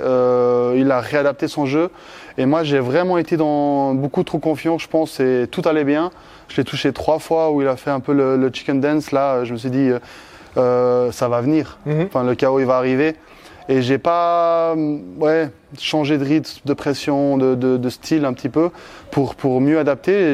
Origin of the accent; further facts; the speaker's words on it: Switzerland; chez moi en Suisse